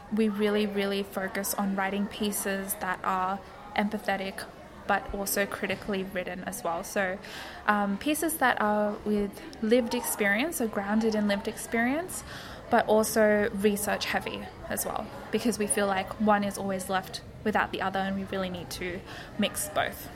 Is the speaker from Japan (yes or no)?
no; Australia; I'm not black, I'm Bengali Australian